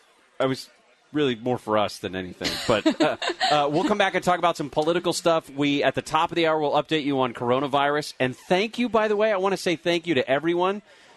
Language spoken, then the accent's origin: English; Moreno Valley, California, United States; you're listening to the Gary and Shannon Show on KFI AM 640